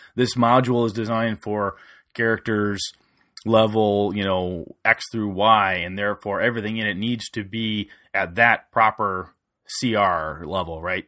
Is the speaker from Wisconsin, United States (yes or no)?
yes; Wisconsin, United States; He lives in my hometown